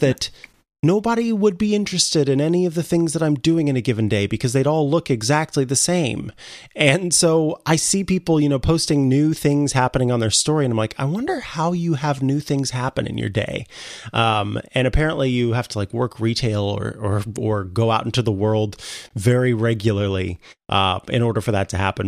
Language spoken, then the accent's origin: English; Saint Joseph, Missouri, United States; moved away; it's gonna be my home, back to my hometown, uh, Saint Joseph, Missouri